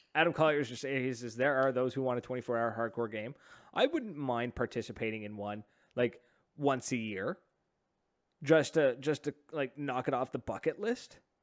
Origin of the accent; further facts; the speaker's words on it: Oromocto, New Brunswick, Canada; growing up in Ormucto